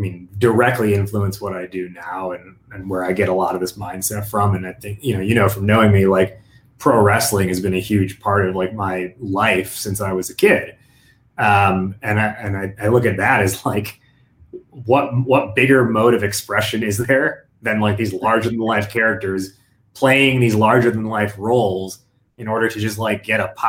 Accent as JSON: {"language": "English", "country": "United States", "tie": "born or raised there", "said": "growing up as a first generation American, living this like dual identity, where you have, you know, I'm Indian American"}